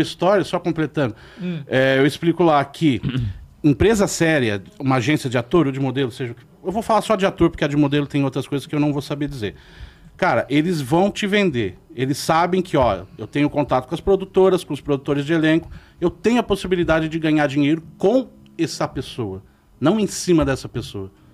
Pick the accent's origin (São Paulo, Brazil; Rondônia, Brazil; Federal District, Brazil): São Paulo, Brazil; Jandira; Eu cresci em Jandira, não é longe hoje em dia